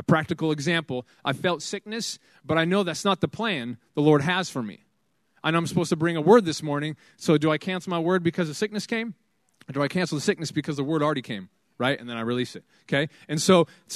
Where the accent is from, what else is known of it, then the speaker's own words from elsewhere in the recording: Fife, Washington, United States; Fife is my hometown. I graduated Fife High School right there, 2007